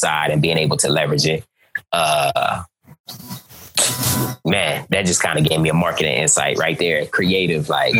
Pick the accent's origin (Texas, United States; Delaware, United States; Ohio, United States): Ohio, United States; Cleveland; I'm from Cleveland, Ohio